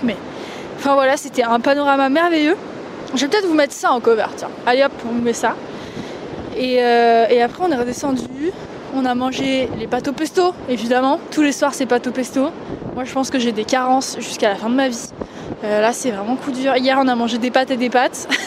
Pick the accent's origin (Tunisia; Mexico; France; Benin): France; the Alps; j'ai grandi dans les Alpes